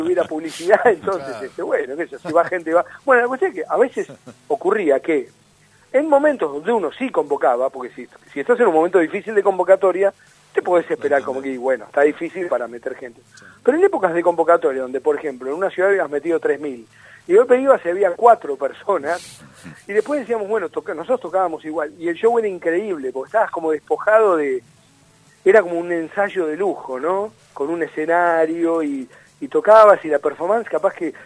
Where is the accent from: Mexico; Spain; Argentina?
Argentina; Mar del Plata, Buenos Aires Province; moved away; es mi ciudad de crianza yo no nací en Mar del Plata yo nací en una clínica en Buenos Aires